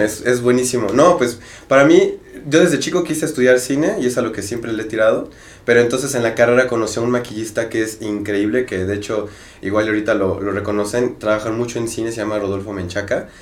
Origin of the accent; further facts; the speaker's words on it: Mexico; nosotros acá en México